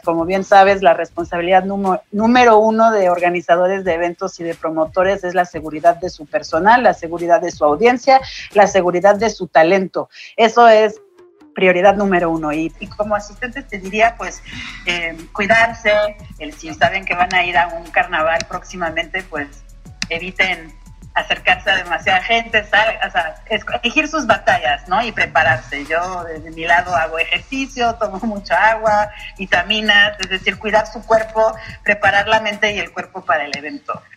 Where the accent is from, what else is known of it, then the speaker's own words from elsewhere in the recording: Mexico; nos ha permitido crecer con todo y el carnaval como individuos, como profesionales, como mexicanos